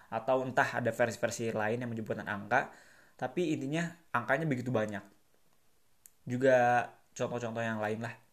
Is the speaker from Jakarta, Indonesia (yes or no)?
no; Bandung, West Java, Indonesia; karena aku orang Bandung